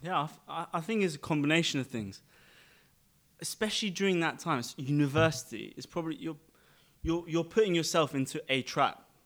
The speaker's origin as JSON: {"language": "English", "region": "London", "country": "United Kingdom", "tie": "born or raised there", "moved": "yes", "lives_now": "Dubai, United Arab Emirates", "said": "I was born in London, um, to Armenian pra, Armenian parents"}